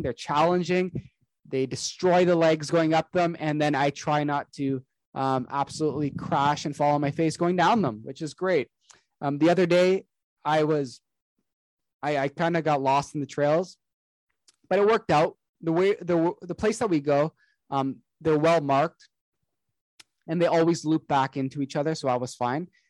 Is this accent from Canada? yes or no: yes; Canada; I'm Canadian. I've been here my entire life.